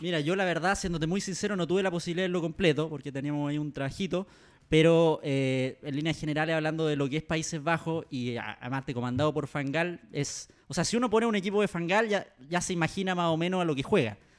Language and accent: Spanish; Chile; Como chileno